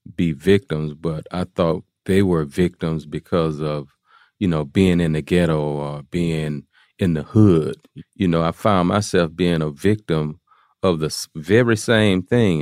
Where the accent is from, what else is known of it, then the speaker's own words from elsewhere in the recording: Houston, Texas, United States; I'm from uh, Fifth Ward is a is a place in Houston, Texas